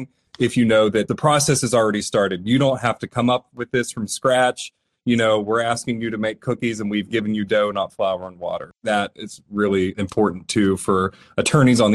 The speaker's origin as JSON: {"language": "English", "area": "Jefferson County", "region": "Pennsylvania", "country": "United States", "tie": "born or raised there", "said": "born and raised in Jefferson County, Pennsylvania"}